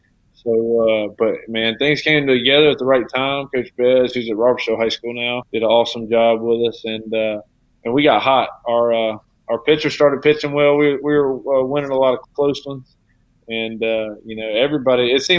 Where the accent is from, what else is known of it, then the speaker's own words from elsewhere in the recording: Foley, Alabama, United States; also born or lived in Ozark, Alabama / Fairhope, Alabama; So I'm actually from Foley.